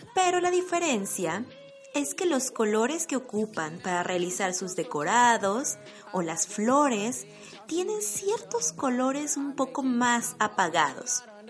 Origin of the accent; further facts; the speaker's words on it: Mexico; also born or lived in Baden-Württemberg, Germany; now in Germany; una mexicana viviendo en Alemania